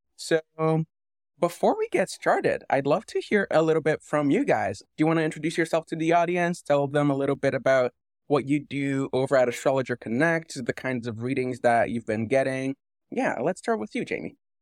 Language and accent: English; Canada; being Canadian and not knowing any French